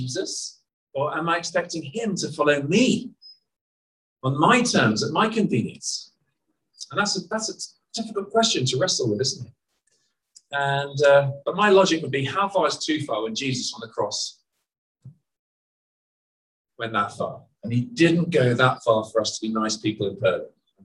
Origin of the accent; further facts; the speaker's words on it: United Kingdom; moved away as an adult; also born or lived in Burundi; I'm Burundian as well as being British